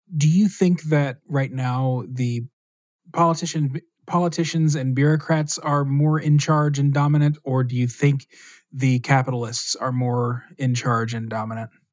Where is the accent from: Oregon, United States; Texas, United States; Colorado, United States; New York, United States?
Texas, United States; I grew up in Texas as a Catholic.